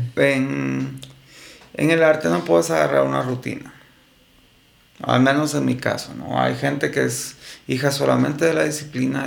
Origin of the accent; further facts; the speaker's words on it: Guatemala; como guatemalteco nos está costando